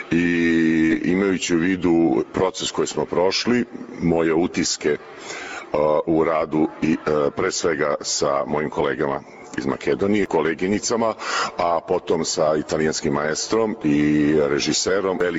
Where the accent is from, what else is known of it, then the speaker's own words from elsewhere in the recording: Belgrade, Serbia; operski pevač bas, dolazim iz Beograda.